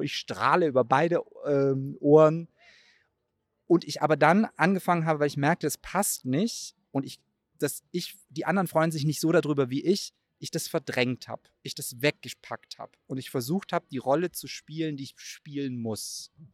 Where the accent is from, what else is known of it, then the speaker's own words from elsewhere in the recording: Baden-Württemberg, Germany; moved away as an adult; also born or lived in Cologne / Mainz; aus meiner Heimatstadt in Baden-Württemberg nach Köln gezogen